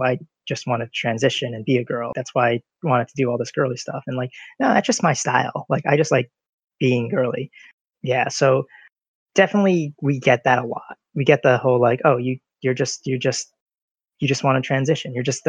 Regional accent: United States; I was born in America

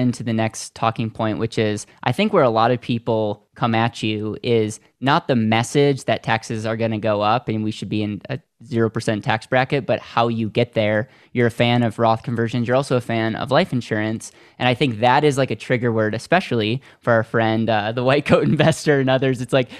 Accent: Wisconsin, United States; I am from Wisconsin. Yeah.

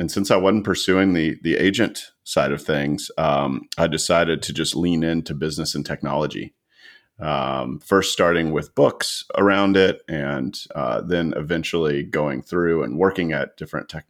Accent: Atlanta, Georgia, United States; also born or lived in Tallahassee, Florida; I am a native Atlantan. Been here since I was born

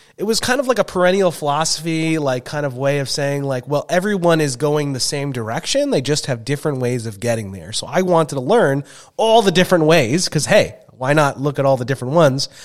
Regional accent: Long Island, New York, United States; also born or lived in Minnesota; now in Saint Paul, United States; sixty percent Jewish from our public school growing up in Long Island

